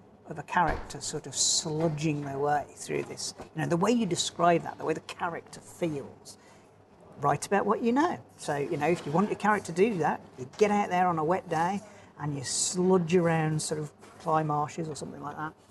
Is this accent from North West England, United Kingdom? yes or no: no; Dark Peak, Derbyshire, East Midlands, United Kingdom; also born or lived in Birmingham; now in Norfolk, United Kingdom; I grew up in the Dark Peak in Derbyshire